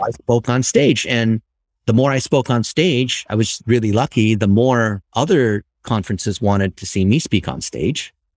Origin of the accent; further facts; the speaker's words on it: Ohio, United States; I was born and raised in Ohio